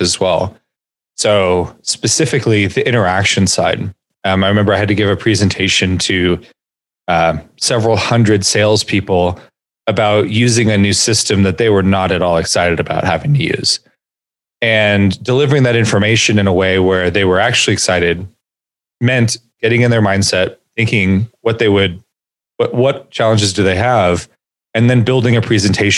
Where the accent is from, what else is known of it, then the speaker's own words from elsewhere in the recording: California, United States; growing up in California with living comfortably in the middle class